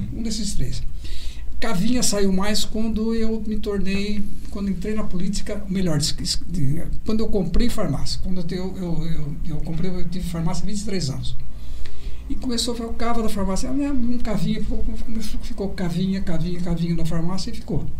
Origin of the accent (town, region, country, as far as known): Bariri, São Paulo, Brazil; born or raised there